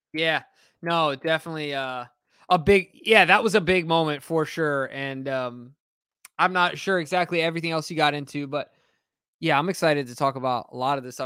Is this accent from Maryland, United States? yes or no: no; Carlsbad, California, United States; I grew up playing soccer in the Carlsbad